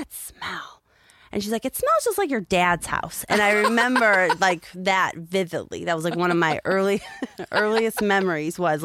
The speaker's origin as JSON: {"language": "English", "town": "Chicago", "region": "Illinois", "country": "United States", "tie": "born or raised there", "also_born_or_lived": "Colorado", "moved": "as an adult", "said": "I grew up in Chicago."}